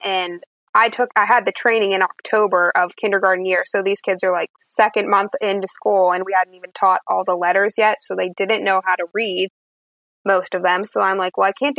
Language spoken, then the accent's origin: English; Altoona, Pennsylvania, United States; I'm from Altoona, Pennsylvania